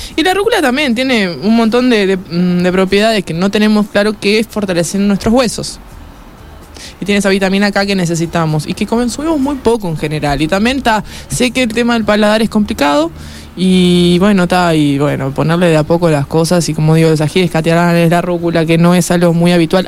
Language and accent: Spanish; Uruguay; como uruguayos